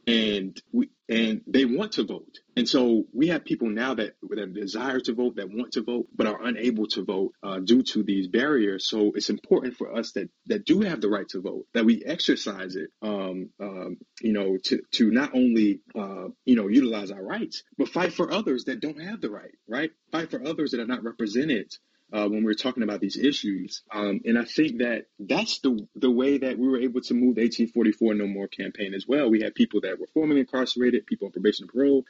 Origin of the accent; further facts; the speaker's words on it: South Carolina, United States; I'm from South Carolina